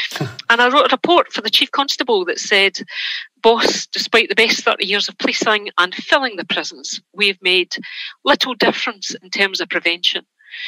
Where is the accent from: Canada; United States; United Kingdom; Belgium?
United Kingdom; Glasgow, Scotland; It is, yes. So I'm just outside Glasgow, but Glasgow is a place that I did most of my work.